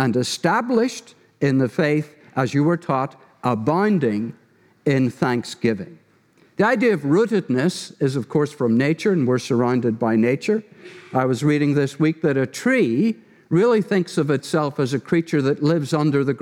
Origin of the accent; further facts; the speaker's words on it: Derry, Northern Ireland, United Kingdom; moved away; my wife Donna and I are from Ireland, from the town of Derry.